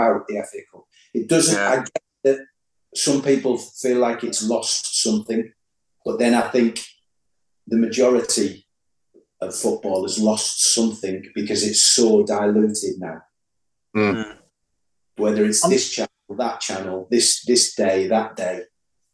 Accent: Middlesbrough, North East England, United Kingdom; As a kid, obviously, I'm from Middlesbrough

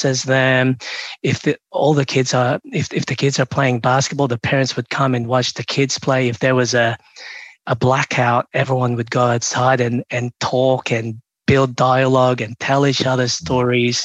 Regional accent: Melbourne, Victoria, Australia; also born or lived in Philippines; now in Sydney, Australia; I'm from Melbourne, I'm in Sydney now

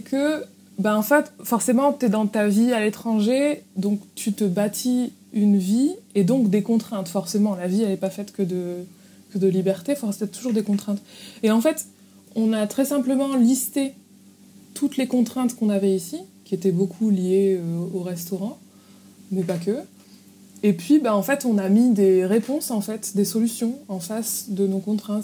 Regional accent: Tourcoing, Hauts-de-France, France; moved away; initialement, je suis de Tourcoing, donc à côté de Lille

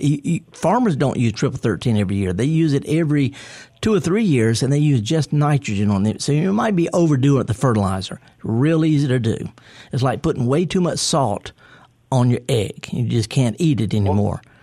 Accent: Mississippi Delta, United States; I'm from the Delta

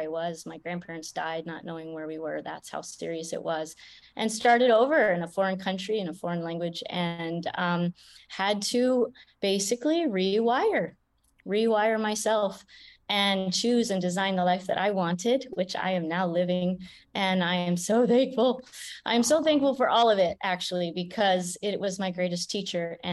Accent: Canada; I grew up in Canada

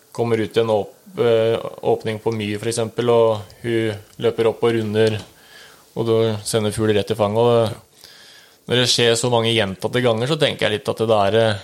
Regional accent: Oslo, Norway; moved away as an adult; now in Rælingen, Norway; 30 år, fra født og oppvokst i Oslo.

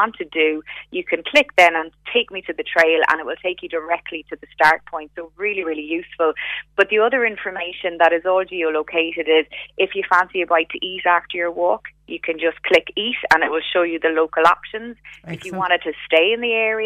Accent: Ireland; as Irish people

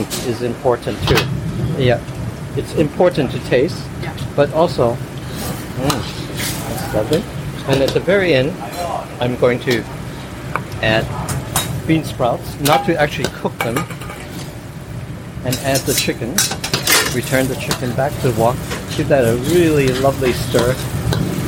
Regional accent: Chicago, Illinois, United States; I didn't grow up with Christmas because I grew up in Chinatown.

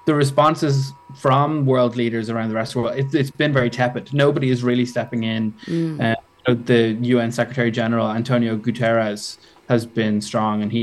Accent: Dublin, Leinster, Ireland; So I'm from Dublin.

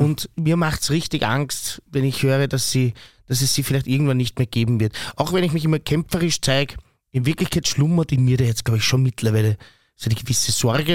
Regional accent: Austria; als Österreicher

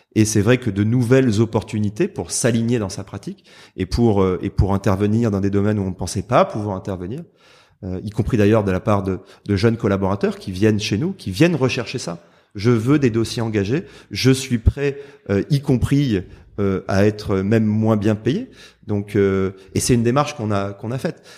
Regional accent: Marseille, Provence-Alpes-Côte d'Azur, France; je suis marseillais

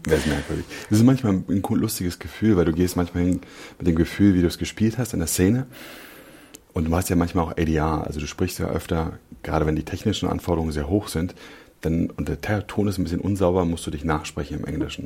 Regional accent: Berlin, Germany; ich bin Berliner. Ich bin äh, Südneukölln aufgewachsen.

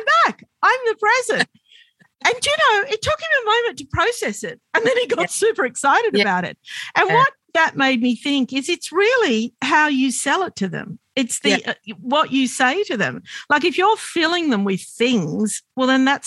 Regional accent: Sydney, New South Wales, Australia; I grew up in Sydney, I grew up Lebanese Australian

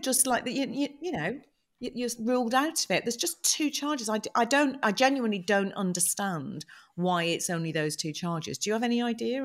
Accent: United Kingdom; We're British

